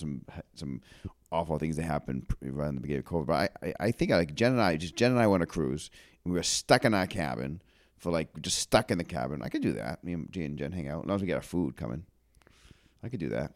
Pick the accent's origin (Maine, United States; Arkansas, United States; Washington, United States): Maine, United States; Auburn; close to where we grew up in Auburn